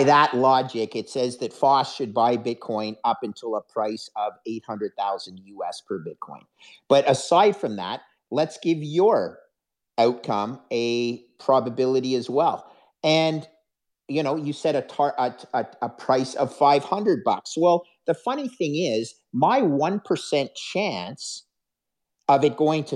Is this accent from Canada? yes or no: yes; Canada; a Canadian who's, fifth generation Canadian